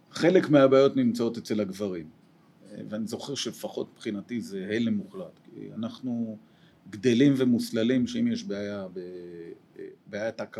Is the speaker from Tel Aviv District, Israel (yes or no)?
no; Jerusalem, Jerusalem District, Israel; ואני אהיה לטוב ירושלים אמיתי, כלומר גדלתי בירושלים.